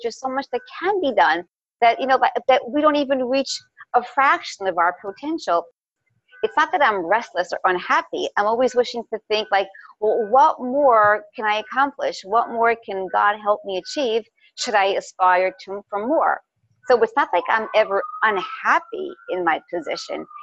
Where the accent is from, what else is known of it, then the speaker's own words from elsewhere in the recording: New York City, New York, United States; also born or lived in Crown Heights, Brooklyn; I was born in Crown Heights. My parents moved to Park when I was about a year old.